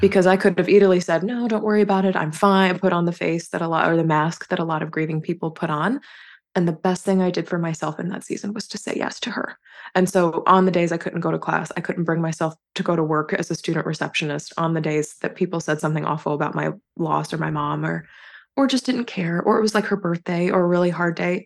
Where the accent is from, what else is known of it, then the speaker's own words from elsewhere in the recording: North Carolina, United States; moved away as an adult; I grew up and spent the first, uh, twenty-one years of my life in North Carolina.